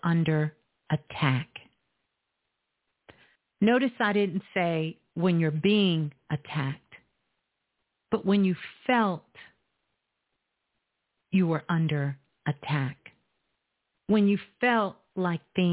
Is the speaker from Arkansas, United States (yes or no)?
no; Brooklyn, New York, United States; Brooklyn, my hometown, is in the building